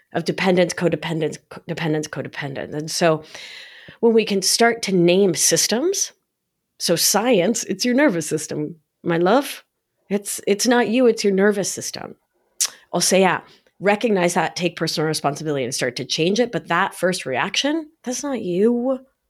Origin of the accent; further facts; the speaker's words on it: New York, United States; I'm New Yorker for life